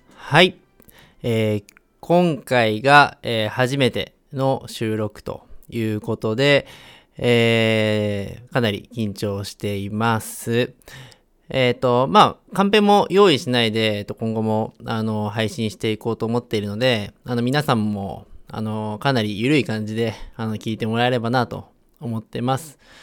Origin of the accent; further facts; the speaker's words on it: Chiba, Japan; moved away as an adult; now in Hiroshima, Japan; 千葉で育ったんですけれども、今は、あの、広島に